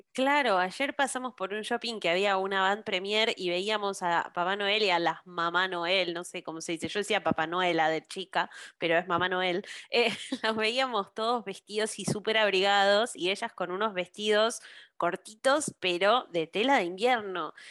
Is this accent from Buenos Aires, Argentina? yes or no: yes; Buenos Aires, Argentina; yo crecí en Buenos Aires